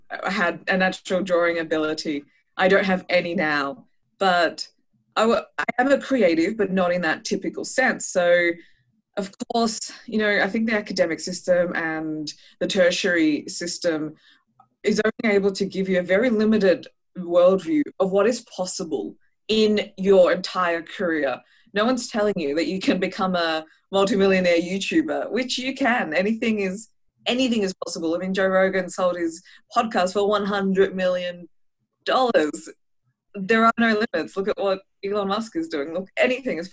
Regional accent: Australia; also born or lived in Israel; I was born in Israel and I moved to Australia with my parents when I was 8 months old.

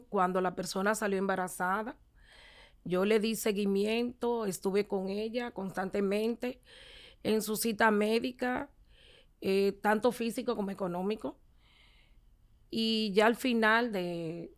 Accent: Santo Domingo, Distrito Nacional, Dominican Republic; Soy la cuarta de ocho hermanos. Eh, me crié con mis padres

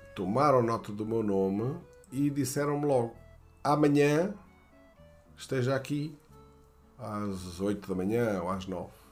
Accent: Portugal; moved away; also born or lived in France

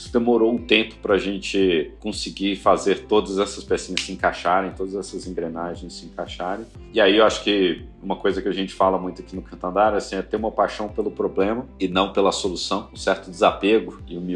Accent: Belo Horizonte, Minas Gerais, Brazil; moved away as an adult; now in São Paulo, Brazil; Então, tanto o André quanto eu não éramos de São Paulo. Eu vim de BH para São Paulo 2006, eh, enfim, no começo da minha carreira

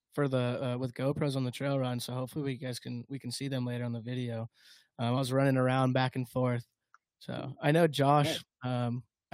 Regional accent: United States; moved away; we're from Tahoe

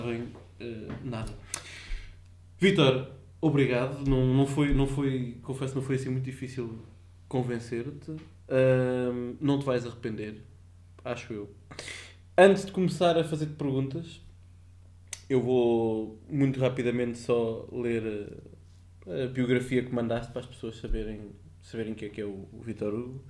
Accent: Portugal

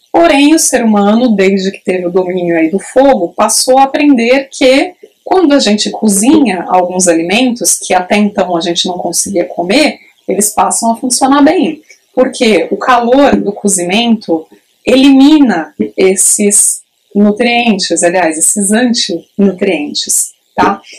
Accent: Praia Grande, São Paulo, Brazil; eu sou de Praia Grande, no litoral sul de São Paulo

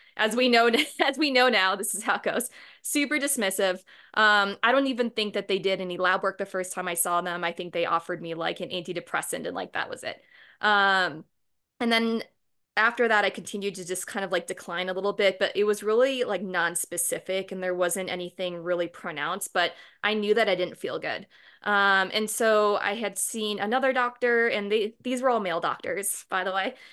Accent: Boston, Massachusetts, United States; moved away as an adult; now in Fort Collins, United States; I'm originally from Boston

